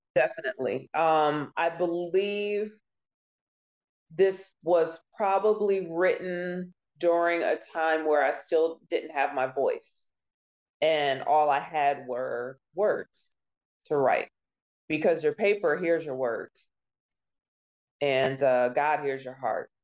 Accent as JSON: {"language": "English", "region": "Maryland", "country": "United States", "tie": "born or raised there", "also_born_or_lived": "Oklahoma", "moved": "as an adult", "lives_now": "Detroit, United States", "said": "moved to Maryland and stayed in a couple different cities there graduated high school"}